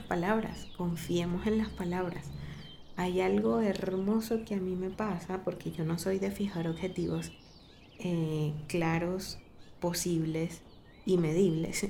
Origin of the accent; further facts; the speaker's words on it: Venezuela; now in Medellín, Colombia; si somos venezolanos